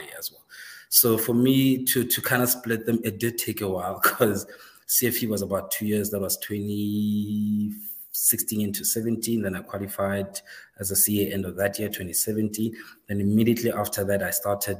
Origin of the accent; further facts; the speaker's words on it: Seshego, Limpopo, South Africa; I grew up in the north, beyond the wall there, Limpopo. Grew up in a small township.